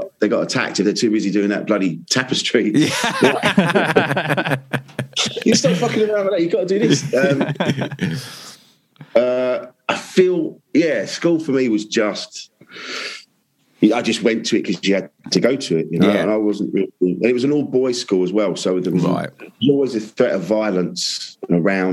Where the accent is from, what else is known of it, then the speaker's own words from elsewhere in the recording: Orpington, London, United Kingdom; I grew up in Orpington, which is sort of Bromley away. Sort of Kent, South East London border